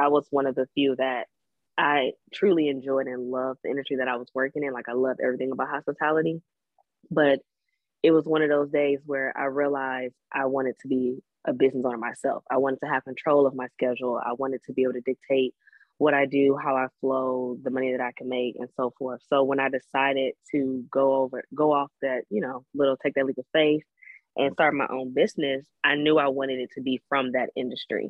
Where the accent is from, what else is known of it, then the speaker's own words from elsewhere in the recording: Detroit, Michigan, United States; I'm from Detroit.